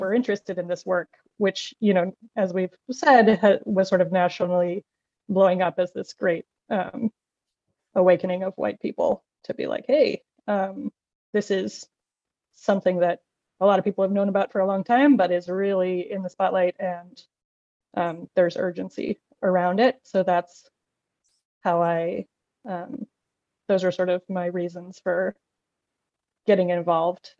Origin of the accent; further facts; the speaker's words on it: Maine, United States; moved away as an adult; also born or lived in Boston; I'm originally from Maine, so now I'm teaching in, in that context. I'm back in Maine